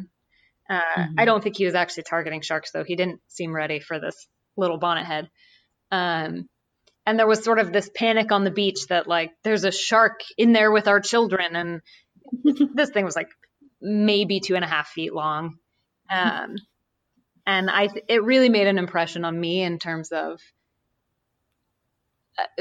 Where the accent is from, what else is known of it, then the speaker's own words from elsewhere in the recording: New Jersey, United States; I grew up in New Jersey, but my great grandparents lived in coastal South Carolina. So I spent summers down there as a kid